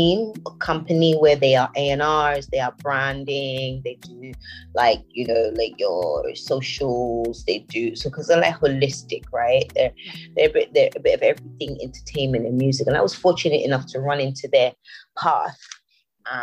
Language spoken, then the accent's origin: English; London, United Kingdom; also born or lived in Nigeria / Houston, United States; I was born in London.